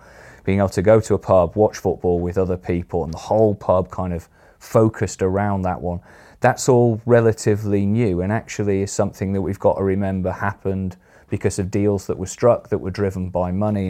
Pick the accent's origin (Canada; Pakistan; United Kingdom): United Kingdom; Sheffield, Yorkshire and the Humber; I grew up in Sheffield, which obviously is not a mining town